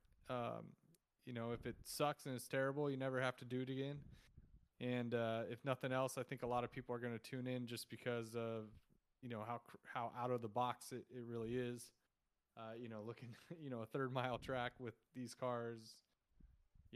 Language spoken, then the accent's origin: English; Fresno, California, United States; also born or lived in San Francisco; I grew up in Fresno, California, which is basically smack in the middle of California.